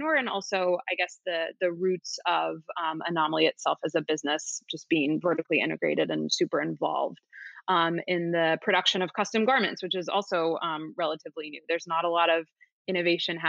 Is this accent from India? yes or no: no; Beaverton, Oregon, United States; As a girl growing up in Beaverton, Oregon, which is outside of Portland